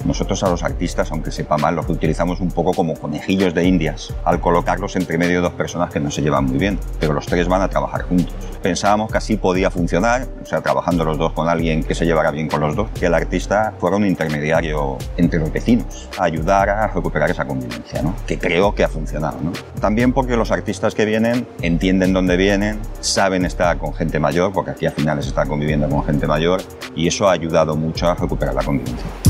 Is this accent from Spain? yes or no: yes; Fanzara, Valencian Community, Spain; also born or lived in Barcelona; soy de Fanzara, aunque he nacido en Barcelona, me quedé aquí a vivir, llevo ya 28 años viviendo en Fanzara